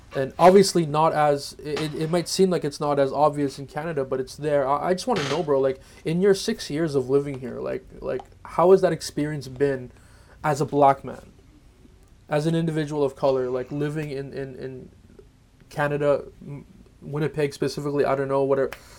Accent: Philippines; the rest of us we're all Filipino

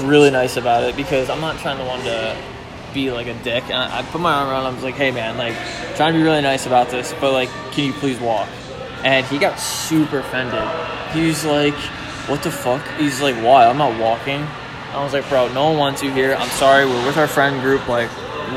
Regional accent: Philadelphia, Pennsylvania, United States; we're originally from Philadelphia area, if not Pennsylvania

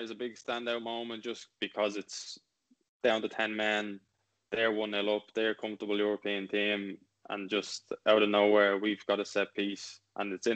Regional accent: Ireland; being Irish

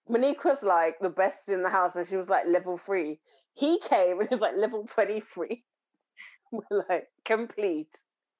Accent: Birmingham, West Midlands, United Kingdom; I'm from Handsworth.

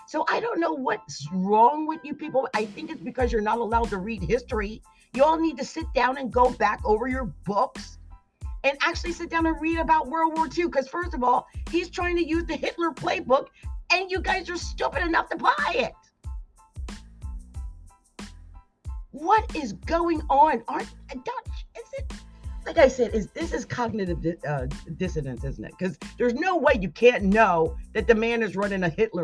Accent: New Jersey, United States; I'm from New Jersey.

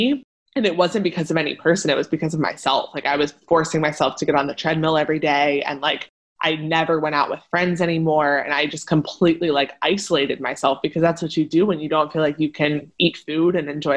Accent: Pennsylvania, United States; Like Elle and I grew up in Pennsylvania

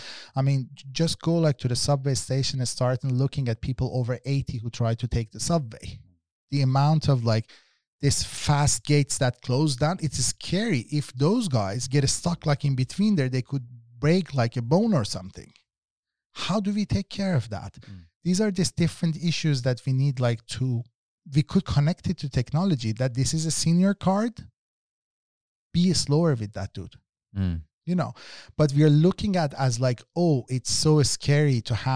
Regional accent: Tehran, Tehran Province, Iran; English is a second language; I come myself like from Tehran, which is like one of the most loveliest city that has a bad quality of life because of pollution, because of noise levels, because of traffic jams.

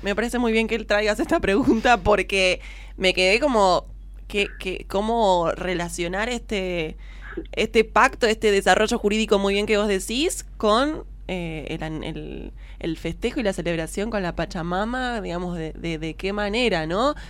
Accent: Buenos Aires, Argentina; somos dos porteñas

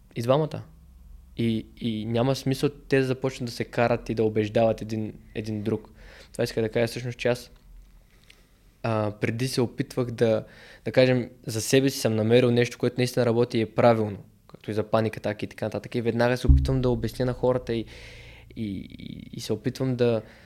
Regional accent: Bulgaria; съм българин

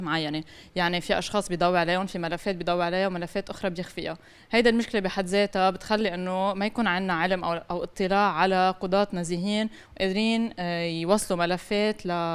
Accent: Lebanon; انا كمواطنه لبنانيه

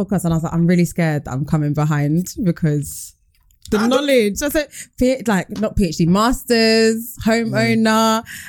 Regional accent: Nigeria; I'm Nigerian. Oh. My mum's Yoruba, my dad's like Delta, Igbo, so mix.

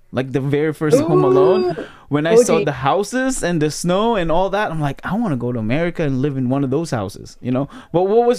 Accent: Michigan, United States; Like, the first time I've seen snow, we're from Michigan.

